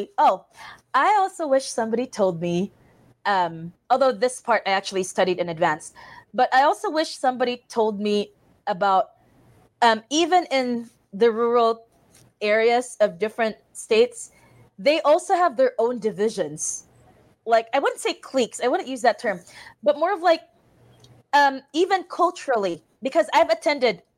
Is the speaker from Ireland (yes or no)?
no; Philippines; moved away as an adult; now in Valley City, United States; I'm a Filipino nurse coming to Valley City